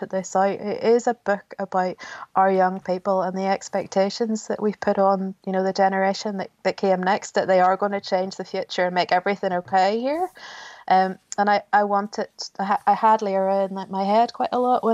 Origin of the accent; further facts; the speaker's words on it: Ballymena, Northern Ireland, United Kingdom; I was born in 1980 in Ballymena, and it was still a very strong Paisley town in those days